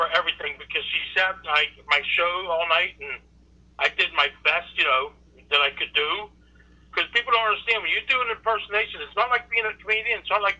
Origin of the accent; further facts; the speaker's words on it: Pittsburgh, Pennsylvania, United States; also born or lived in Tampa, Florida; now in Ohio, United States; I'm originally from Pittsburgh. I lived in Tampa for 20 years. Now I'm in Ohio.